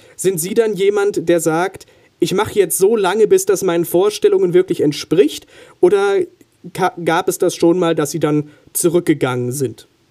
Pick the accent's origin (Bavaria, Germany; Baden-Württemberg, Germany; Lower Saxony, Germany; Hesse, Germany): Hesse, Germany; Neustadt; Neustadt Hessen, okay. wo ich herkomme